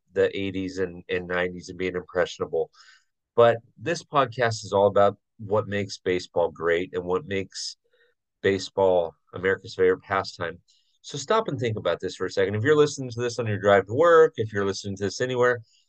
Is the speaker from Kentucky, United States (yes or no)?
no; Southern California, United States; growing up in Southern California, went to a bunch of Angel games